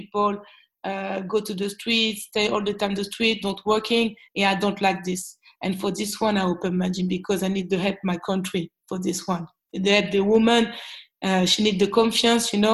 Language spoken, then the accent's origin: English; Lyon, Auvergne-Rhône-Alpes, France; English is a second language; I'm from Lyon